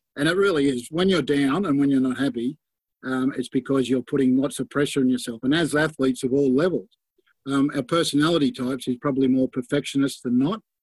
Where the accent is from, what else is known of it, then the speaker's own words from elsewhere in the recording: Sydney, New South Wales, Australia; I grew up in Balmain, plenty of crooks around Balmain.